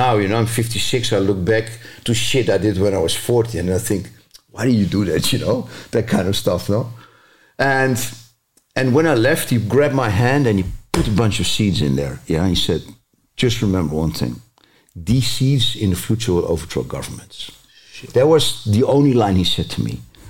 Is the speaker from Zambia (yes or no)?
yes; Zambia; also born or lived in Mozambique / Mauritania / Malaysia / Singapore; as you know, I grew up in Africa, so I spent a lot of years there in Zambia, Mozambique, Mauritania, later Malaysia, Singapore, Indonesia, because my father was a miner.